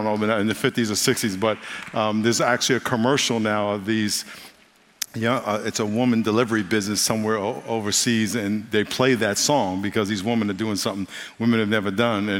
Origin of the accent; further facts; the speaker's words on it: New York, United States; moved away as an adult; I'm from New York, and I lived there till I was 22 years old and came out here after college.